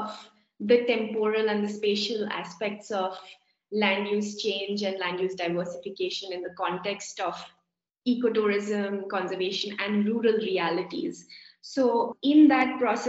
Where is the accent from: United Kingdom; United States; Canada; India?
India; being Indian